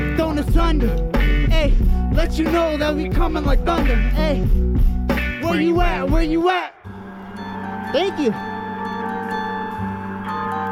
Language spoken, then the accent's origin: English; Providence, Rhode Island, United States; also born or lived in New Hampshire; I'm from Providence, Rhode Island.